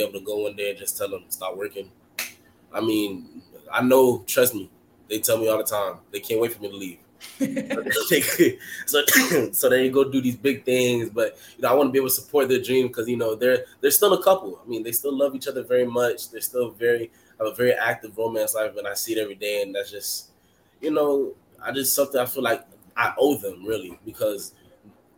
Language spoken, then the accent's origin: English; Miami, Florida, United States; I'm from Miami